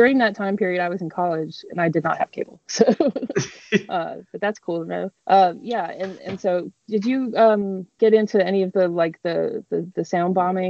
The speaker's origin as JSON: {"language": "English", "town": "Denver", "region": "Colorado", "country": "United States", "tie": "born or raised there", "said": "And I grew up in Denver."}